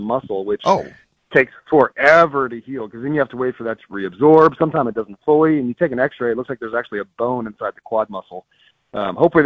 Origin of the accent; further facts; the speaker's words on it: Bay Area, Northern California, United States; moved away; I grew up in the Bay Area of Northern California.